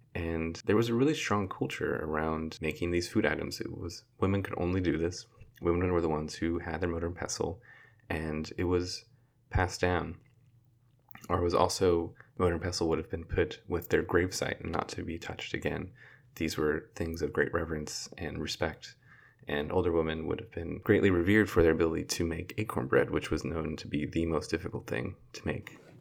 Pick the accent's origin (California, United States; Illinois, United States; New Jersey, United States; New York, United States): California, United States; Fresno; I am from the Central Valley of California. I come from Fresno